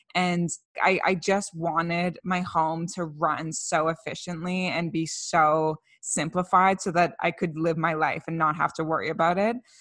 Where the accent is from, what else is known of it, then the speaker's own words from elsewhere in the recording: Canada; We're two Canadian millennials